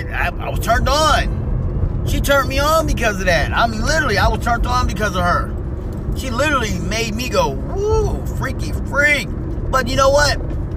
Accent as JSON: {"language": "English", "region": "Missouri", "country": "United States", "tie": "born there", "said": "I went back home to where I was from. And that would have been Missouri. That's where I'm from. I was born in Missouri. I was born in Missouri, but wasn't raised in Missouri."}